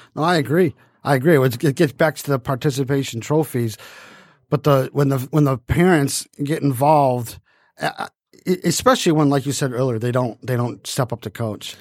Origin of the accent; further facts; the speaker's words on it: Detroit, Michigan, United States; I was from Detroit